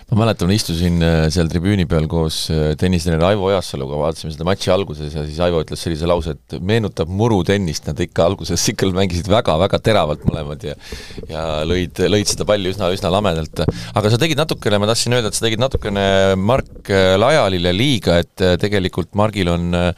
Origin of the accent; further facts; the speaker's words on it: Saare County, Estonia; ma olen saarlane